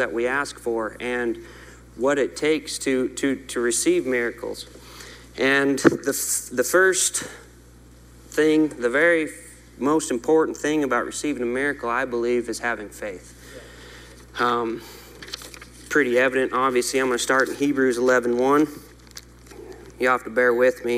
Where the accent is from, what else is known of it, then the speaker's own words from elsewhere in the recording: Montana, United States; I'm from Montana